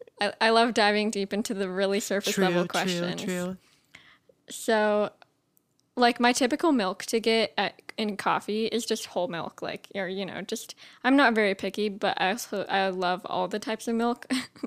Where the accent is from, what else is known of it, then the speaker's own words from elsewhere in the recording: United Kingdom; I am from British. So my age, my age is 20.